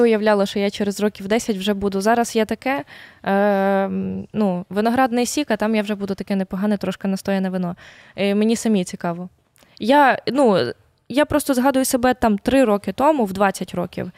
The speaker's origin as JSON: {"language": "Ukrainian", "region": "Volyn Oblast", "country": "Ukraine", "also_born_or_lived": "Lviv", "moved": "yes", "lives_now": "Kyiv, Ukraine", "said": "Я я волинянка е, з польським корінням, трошки з циганським корінням, трошки з львівським корінням."}